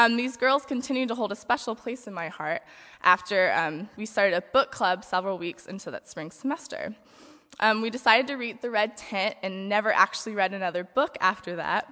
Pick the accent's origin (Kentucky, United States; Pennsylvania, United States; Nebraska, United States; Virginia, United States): Virginia, United States; Harrisonburg; moved away as an adult; now in Goshen, United States; I grew up in Harrisonburg, Virginia